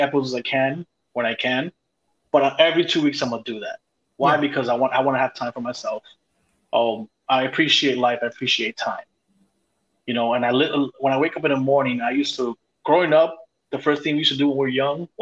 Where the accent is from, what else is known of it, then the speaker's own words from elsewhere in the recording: New York City, New York, United States; I grew up in Brooklyn